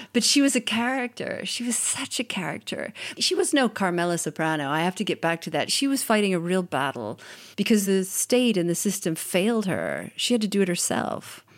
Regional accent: United States; moved away as an adult; now in Italy; I'm an American. I've been in Italy since nineteen ninety-six working as a journalist

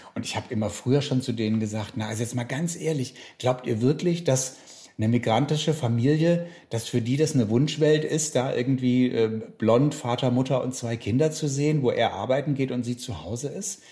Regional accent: Black Forest, Baden-Württemberg, Germany; Ich komme aus dem Schwarzwald, was jetzt ja auch nicht so eine Gegend ist, die so unmittelbar für Diversity berühmt ist

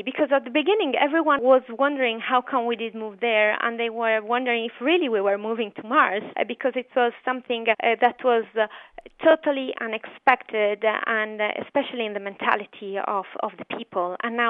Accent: Bologna, Emilia-Romagna, Italy; now in Milan, Italy; I was born in Bologna, in an old plateau

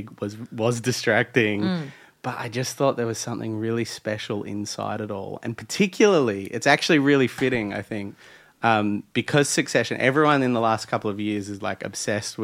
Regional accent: Australia; we're Australian

